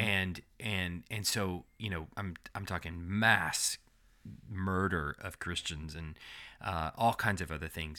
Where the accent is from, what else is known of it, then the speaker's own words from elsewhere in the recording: Texas, United States; now in Alabama, United States; we're from Texas